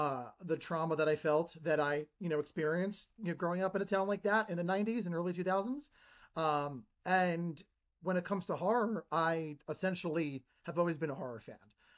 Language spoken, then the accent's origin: English; Ridgewood, New Jersey, United States; moved away as an adult; So I grew up in Ridgewood, New Jersey. I lived there over 25 years. It was a bougie town.